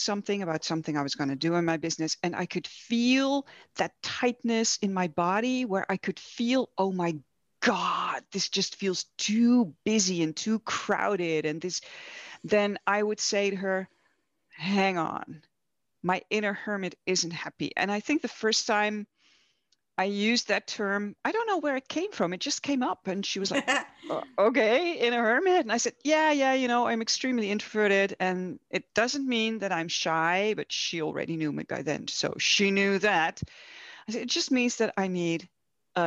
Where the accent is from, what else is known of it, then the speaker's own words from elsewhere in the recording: Netherlands; I'm from the Netherlands. I'm Dutch